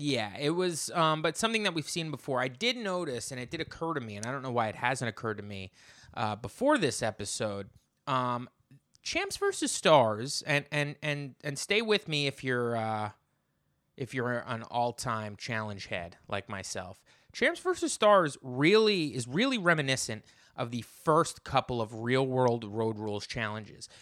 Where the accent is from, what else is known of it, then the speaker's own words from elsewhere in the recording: New Jersey, United States; moved away as an adult; now in Brooklyn, United States; I grew up in New Jersey, I live in Brooklyn